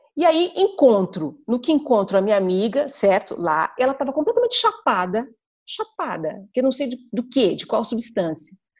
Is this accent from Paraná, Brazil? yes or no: no; ABC Paulista, São Paulo, Brazil; eu fui criada no ABC Paulista, num conjunto habitacional